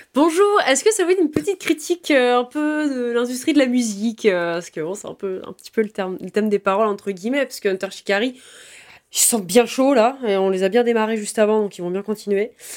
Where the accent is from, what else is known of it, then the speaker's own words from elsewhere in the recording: France; on est français révolutionnaire en tout cas par ici